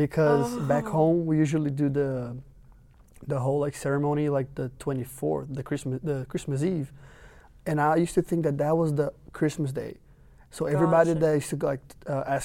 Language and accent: English; Campinas, São Paulo, Brazil; moved away as an adult; now in United States; I'm a senior from Campinas, Brazil.